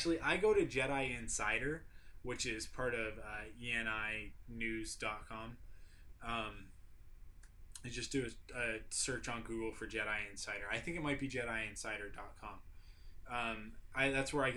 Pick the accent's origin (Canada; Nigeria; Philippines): Canada; obviously I'm from Canada, not Australia. Can you tell by the accent